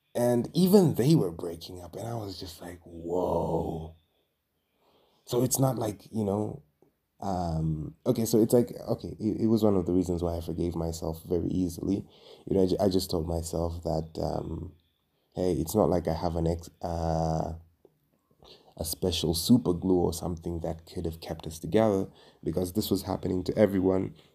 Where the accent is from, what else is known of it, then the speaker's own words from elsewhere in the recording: Dar es Salaam, Tanzania; moved away as an adult; now in Nairobi, Kenya; I am originally from and I was born and raised in Dar es Salaam, Tanzania. but right now I am living and working in Nairobi, Kenya.